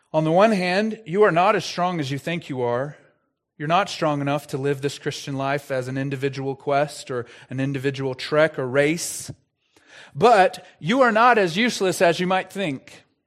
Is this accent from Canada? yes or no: no; Texas, United States; I'm from Texas